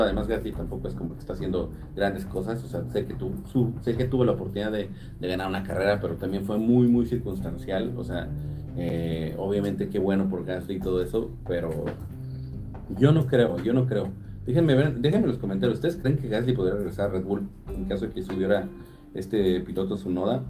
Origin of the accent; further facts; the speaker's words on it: Atizapán de Zaragoza, State of Mexico, Mexico; also born or lived in Naucalpan; yo soy de Atizapán de Zaragoza y estudié allá en Naucalpan